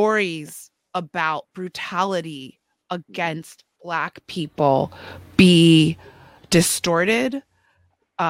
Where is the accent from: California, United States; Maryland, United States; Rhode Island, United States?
Maryland, United States; Potomac; I'm from Potomac, so I didn't grow up traumatized and terrorized by racial violence